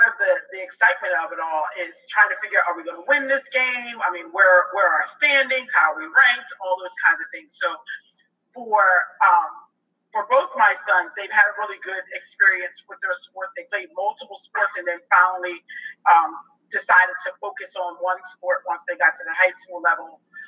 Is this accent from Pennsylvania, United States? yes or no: yes; Norristown, Pennsylvania, United States; moved away as an adult; now in Atlanta, United States; we live in Atlanta, in the Atlanta area now, but we grew up in the Philadelphia area, Norristown area